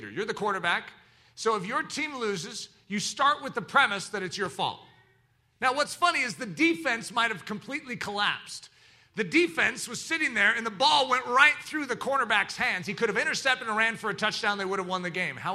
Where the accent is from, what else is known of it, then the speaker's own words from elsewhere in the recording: the South, United States; accent: southern; That was my southern accent. I don't know how it got into there